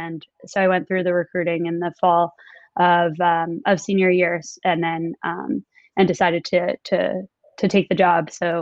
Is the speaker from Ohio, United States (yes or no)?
no; Los Angeles, California, United States; also born or lived in New York; now in Los Angeles, United States; I'm in Los Angeles right now. Was in New York pre-COVID, but been here with my family for a little while.